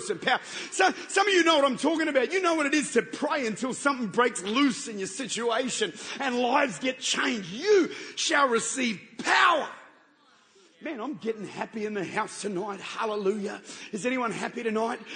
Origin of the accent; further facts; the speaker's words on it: Australia; I'm from Australia.